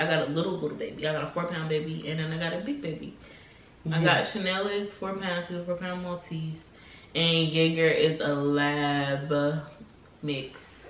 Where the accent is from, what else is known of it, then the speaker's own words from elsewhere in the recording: Henderson, North Carolina, United States; I'm 25. I'm from Henderson, North Carolina. A little bitty baby, little small town. It's itty bitty. Our nicest restaurant is Ruby Tuesdays. But I love my hometown.